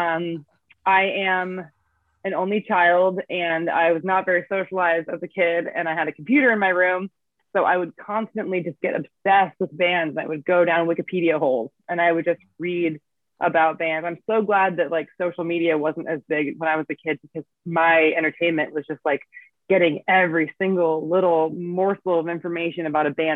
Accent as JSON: {"language": "English", "town": "Davis", "region": "California", "country": "United States", "tie": "born or raised there", "said": "I went to the record store in my hometown, which is still there. It's called Armadillo Music in Davis, California."}